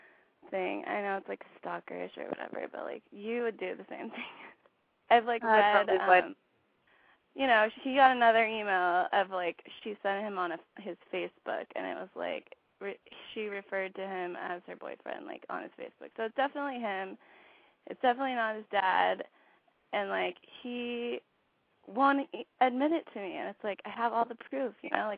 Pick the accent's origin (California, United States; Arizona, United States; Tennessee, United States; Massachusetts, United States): California, United States; Santa Barbara; I'm 24, and I'm from Santa Barbara